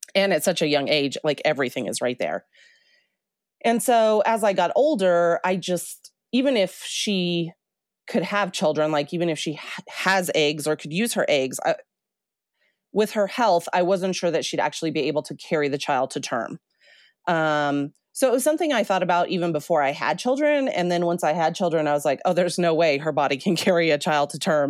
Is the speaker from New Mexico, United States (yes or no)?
yes; New Mexico, United States; moved away as an adult; also born or lived in Colorado; I grew up in New Mexico